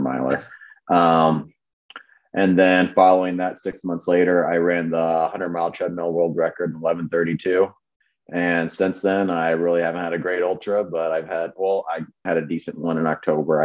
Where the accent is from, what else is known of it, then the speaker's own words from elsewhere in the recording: Illinois, United States; me growing up in Illinois